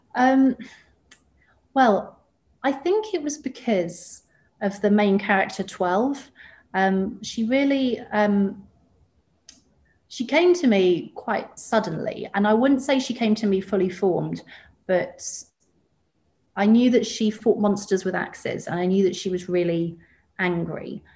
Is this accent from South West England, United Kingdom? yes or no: no; West Molesey, South East England, United Kingdom; moved away as an adult; also born or lived in Ireland (family); now in Sydney, Australia; so I grew up just outside London um, okay. in a suburb called West Molesey